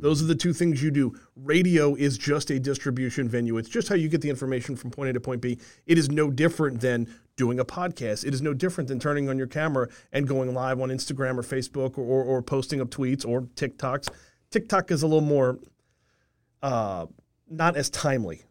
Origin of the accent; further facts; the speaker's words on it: Covington, Louisiana, United States; growing up in Covington, I listened to W W L my whole life